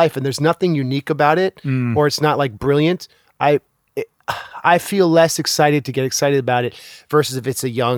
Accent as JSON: {"language": "English", "country": "United States", "said": "I think that's, like, a deep thing about being American, is that we have this kind of sheen that everything's okay and everything was done for the right reason and everything is optimistic."}